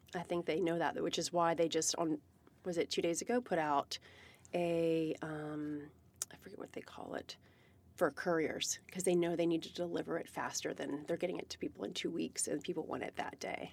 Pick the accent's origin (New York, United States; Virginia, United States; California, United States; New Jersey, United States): Virginia, United States; now in Seattle, United States; I'm from Virginia